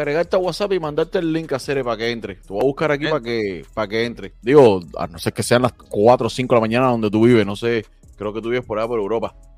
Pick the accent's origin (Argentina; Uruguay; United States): United States; Tampa, Florida; Yo que soy de Tampa